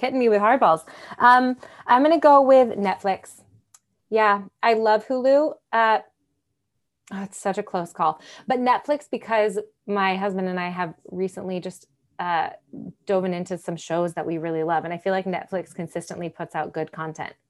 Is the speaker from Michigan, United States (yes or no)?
yes; Michigan, United States; now in Nashville, United States; I grew up in Michigan, so, uh, uh, uh, freshwater beach on Lake Michigan